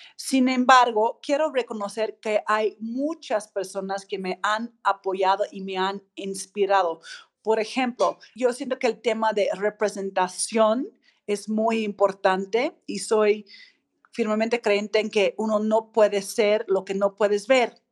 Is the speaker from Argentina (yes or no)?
no; Australia; Spanish is a second language; moved away as an adult; now in Mexico; yo soy australiana, griega, mexicana, tuve pues la fortuna de llegar a México hace un poco más de 20 años